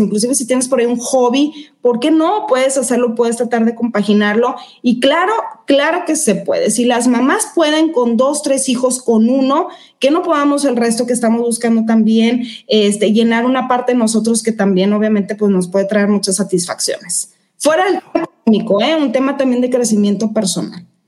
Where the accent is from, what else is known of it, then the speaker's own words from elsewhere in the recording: Mexico; soy mexicana